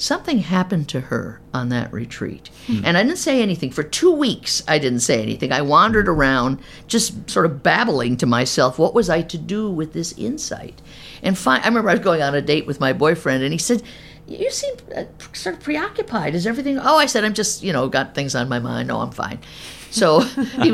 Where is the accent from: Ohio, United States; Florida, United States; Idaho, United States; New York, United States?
New York, United States; Albany; moved away as an adult; also born or lived in Terre Haute, Indiana / St. Louis / Kansas City; I was raised in Albany, New York, upstate New York